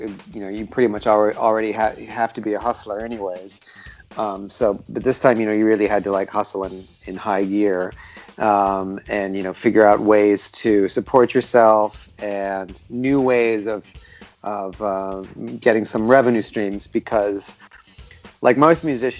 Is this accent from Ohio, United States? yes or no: no; Washington, D.C. area, suburban Maryland, United States; moved away as an adult; now in Berlin, Germany; I come from the Washington, D.C. area, suburban Maryland, actually.